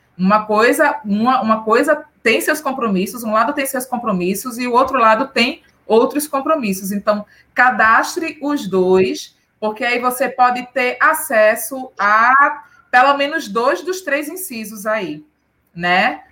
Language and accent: Portuguese; Recife, Pernambuco, Brazil; Eu sou de Recife